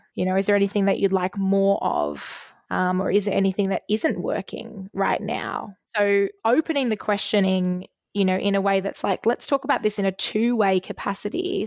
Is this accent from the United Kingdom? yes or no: no; Australia; as a fifteen-year-old girl growing up in Australia